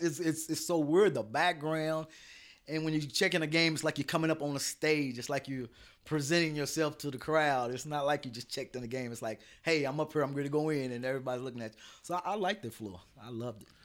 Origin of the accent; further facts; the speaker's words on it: Lexington, Kentucky, United States; I'm from Lexington